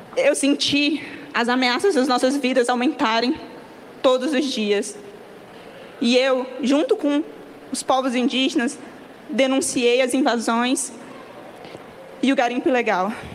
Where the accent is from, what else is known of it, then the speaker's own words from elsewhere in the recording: Rondônia, Brazil; Eu sou mulher indígena da Amazônia, eu venho de Rondônia